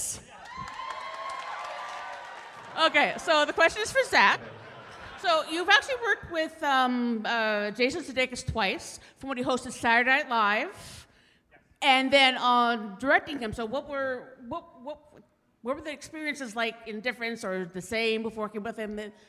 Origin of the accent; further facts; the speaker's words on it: New Westminster, British Columbia, Canada; from New Westminster up in Canada.